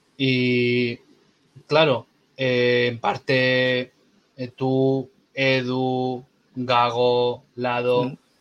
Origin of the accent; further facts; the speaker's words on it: Castro Urdiales, Cantabria, Spain; soy de Castro